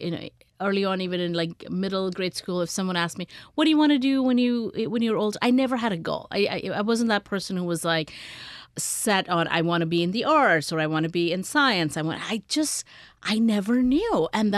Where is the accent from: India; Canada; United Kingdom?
India; moved away; I grew up in India